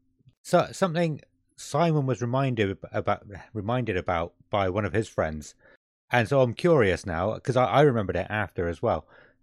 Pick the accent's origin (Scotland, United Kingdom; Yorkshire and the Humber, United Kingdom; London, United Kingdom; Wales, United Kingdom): Scotland, United Kingdom; And yeah, just walking around going, yeah, we're from Scotland.